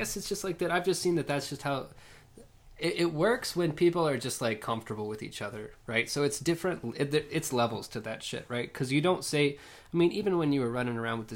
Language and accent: English; Lawton, Oklahoma, United States; growing up in Lawton